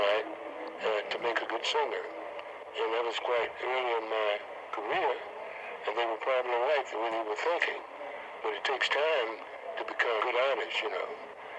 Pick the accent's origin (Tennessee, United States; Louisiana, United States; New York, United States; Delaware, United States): Tennessee, United States; Rosemark; moved away; also born or lived in Houston, Texas; I'm originally from Rosemark, Tennessee.